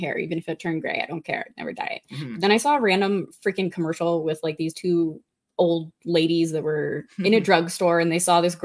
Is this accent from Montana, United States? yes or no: yes; Montana, United States; moved away as an adult; my home state, Montana